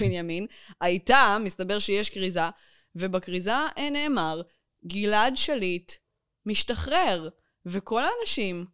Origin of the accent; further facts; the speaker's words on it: suburb of Beersheba, Southern District, Israel; אני גדלתי בפרוור שליד, הפרוור של העיר שעוד לא נבנתה